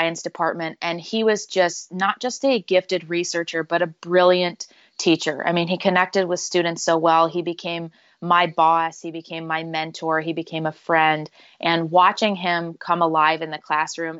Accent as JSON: {"language": "English", "region": "rural Northwest Ohio", "country": "United States", "tie": "born or raised there", "also_born_or_lived": "Chicago / Virginia", "moved": "as an adult", "said": "So I grew up in rural Northwest Ohio. I was born in Chicago, but my family moved to Ohio when I was relatively young, and that's where I grew up, went to high school"}